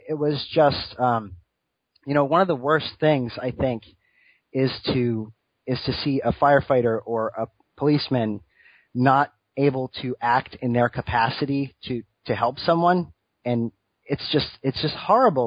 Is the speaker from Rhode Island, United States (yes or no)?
yes; Rhode Island, United States; Originally, I'm from Rhode Island.